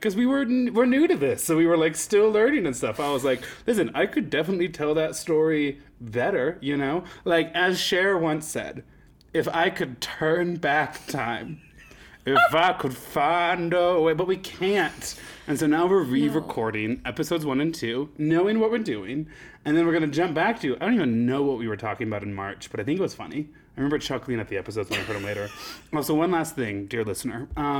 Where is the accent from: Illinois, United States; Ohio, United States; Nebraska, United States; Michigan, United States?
Nebraska, United States; well, I was queer in Nebraska in 2010, so I think I kind of get to make the call on that one.